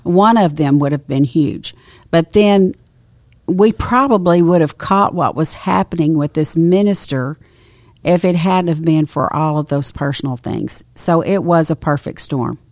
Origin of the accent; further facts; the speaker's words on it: Nacogdoches, Texas, United States; I grew up in Nacogdoches, Texas